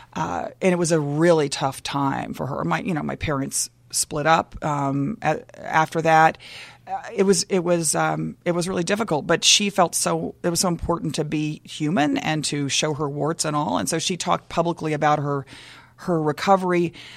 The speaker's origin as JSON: {"language": "English", "town": "Dallas", "region": "Texas", "country": "United States", "tie": "born or raised there", "also_born_or_lived": "Waco, Texas", "moved": "yes", "said": "I grew up in, I was born in Waco, which is also bragging rights, I think, uh, but really grew up in Dallas"}